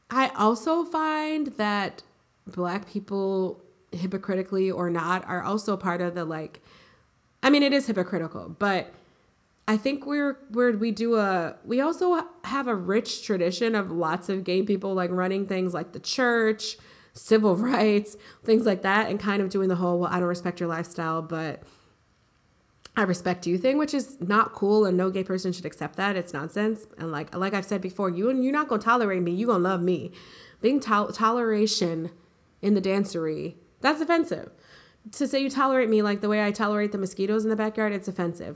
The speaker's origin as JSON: {"language": "English", "country": "United States", "said": "We're American"}